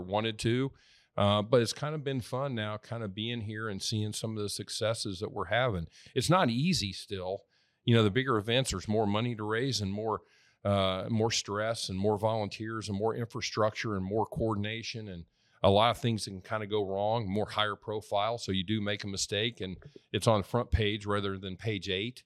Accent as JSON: {"language": "English", "town": "Middletown", "region": "Indiana", "country": "United States", "tie": "born or raised there", "also_born_or_lived": "Virginia", "moved": "as an adult", "lives_now": "Nashville, United States", "said": "A little small town called Middletown, which is, uh, about thirty miles northeast of Indianapolis by Anderson and Muncie and Newcastle and, and, uh, yeah, grew up there"}